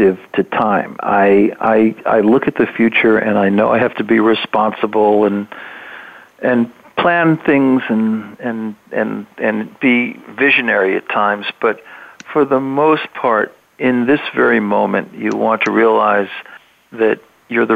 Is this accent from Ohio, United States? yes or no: yes; Cleveland, Ohio, United States; now in New York, United States; I'm in New York. I mean, I'm from Cleveland